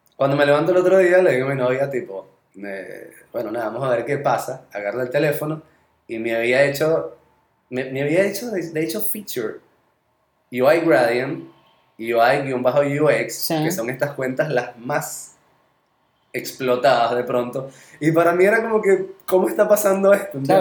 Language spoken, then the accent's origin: Spanish; Venezuela; accent: Venezuelan; moved away; estando todavía en Venezuela